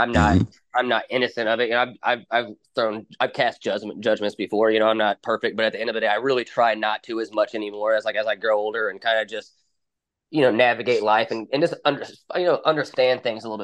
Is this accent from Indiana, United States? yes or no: yes; Brownsburg, Indiana, United States; I'm in Brownsburg, Indiana